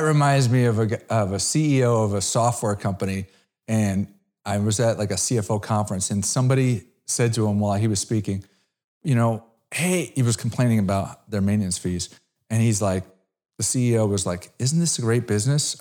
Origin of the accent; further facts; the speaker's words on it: Connecticut, United States; I grew up in Connecticut